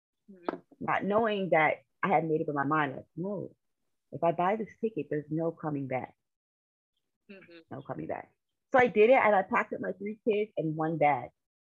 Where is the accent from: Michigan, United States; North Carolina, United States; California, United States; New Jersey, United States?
California, United States; moved away as an adult; now in Philadelphia, United States; I currently live in Pennsylvania. I am originally from California. So I like to say I'm a Cali girl seasoned with Philly